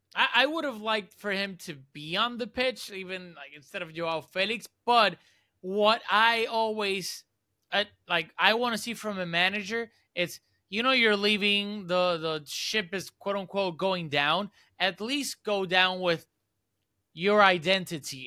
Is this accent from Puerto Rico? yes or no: yes; Puerto Rico; I'm from Puerto Rico